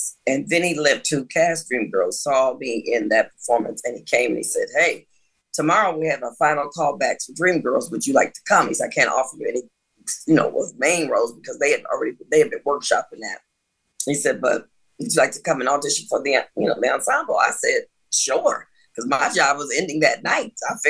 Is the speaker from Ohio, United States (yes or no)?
yes; Cleveland, Ohio, United States; grew up in Cleveland, Ohio, in the inner city, Cedar Avenue, for any of you people listening that know anything about Cleveland. I grew up on Cedar Avenue, and I went to Catholic school